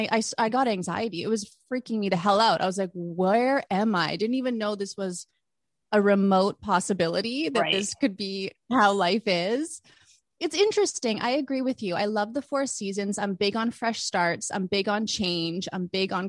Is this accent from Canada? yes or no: yes; Vancouver, British Columbia, Canada; moved away as an adult; now in Los Angeles, United States; I am originally from Vancouver